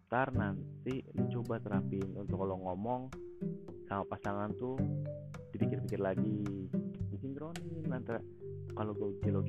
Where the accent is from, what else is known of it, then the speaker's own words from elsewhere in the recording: Java, Indonesia; negatif negatif ya bukan negatif gue bukan orang Sunda gue orang Jawa negatif pakai